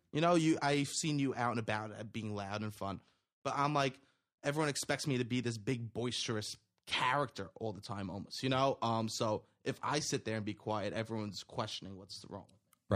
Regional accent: New York City, New York, United States; my, uh, friends that I grew up with in Staten Island

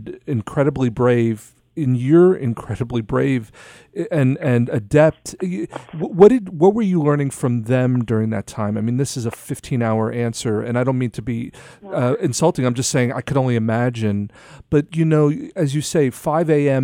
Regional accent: New York, United States; I'm from New York

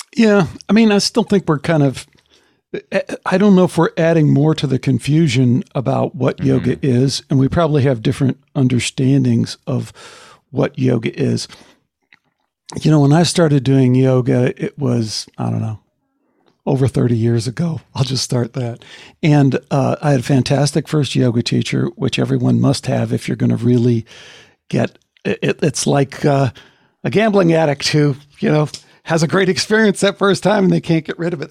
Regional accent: outside of Chicago, Illinois, United States; growing up outside of Chicago

